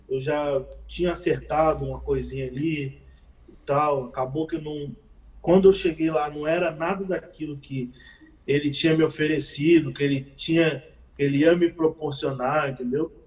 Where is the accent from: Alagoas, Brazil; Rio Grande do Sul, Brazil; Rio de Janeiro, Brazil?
Rio de Janeiro, Brazil; sou do Rio de Janeiro